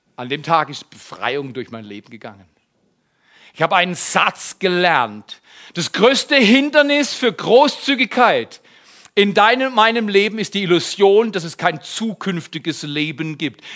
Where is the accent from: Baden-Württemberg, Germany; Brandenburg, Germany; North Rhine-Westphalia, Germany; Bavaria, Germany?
Baden-Württemberg, Germany; Ich bin aus Baden-Württemberg